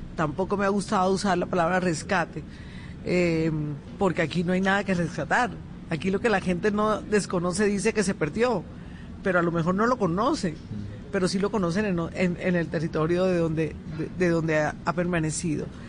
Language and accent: Spanish; Colombian Caribbean coast, Caribbean Region, Colombia; yo soy más beisbolera como buena costeña.